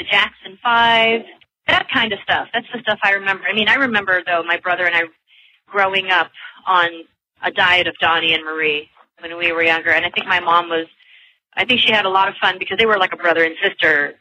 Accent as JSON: {"language": "English", "town": "Manila", "region": "Metro Manila", "country": "Philippines", "tie": "born or raised there", "also_born_or_lived": "London", "said": "I just kept on working pretty much in Manila, which is where I'm from"}